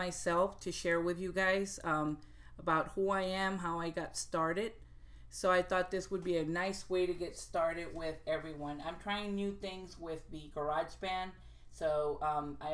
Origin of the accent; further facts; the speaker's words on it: Brownsville, Texas, United States; moved away as an adult; now in North Carolina, United States; I grew up bilingual back in Texas.